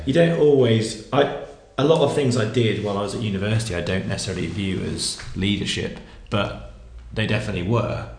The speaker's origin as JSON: {"language": "English", "town": "Wimborne", "region": "South West England", "country": "United Kingdom", "tie": "born or raised there", "moved": "as an adult", "said": "a Baptist church in Wimborne, which is where I grew up"}